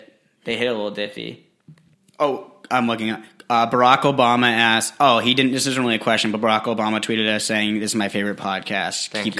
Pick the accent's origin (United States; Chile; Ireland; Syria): United States; New England; also born or lived in Los Angeles; I'm from New England